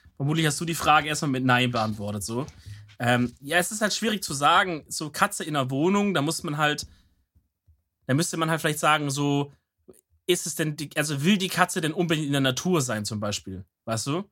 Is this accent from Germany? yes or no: yes; Swabia, Germany; als Schwabe